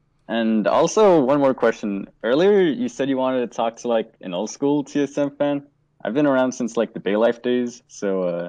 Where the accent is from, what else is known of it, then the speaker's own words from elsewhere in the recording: California, United States; I'm from SoCal.